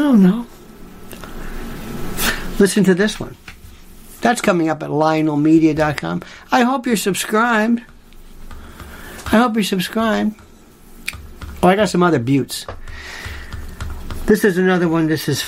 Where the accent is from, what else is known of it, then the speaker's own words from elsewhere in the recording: Florida, United States; I, being a cracker, second generation, let's say Florida native